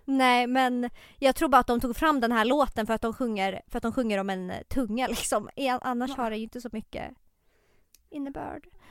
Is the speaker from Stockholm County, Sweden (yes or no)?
yes; Tumba, Stockholm County, Sweden; jag är ju uppväxt i Tumba